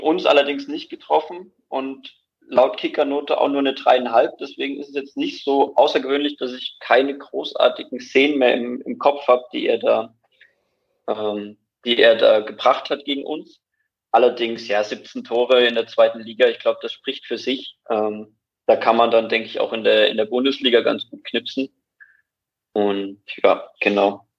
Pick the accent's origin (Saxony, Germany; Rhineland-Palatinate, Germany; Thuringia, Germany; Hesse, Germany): Saxony, Germany; Dresden; moved away as an adult; now in Bayreuth, Germany; ich bin ursprünglich aus Dresden und studiere jetzt in, in Bayreuth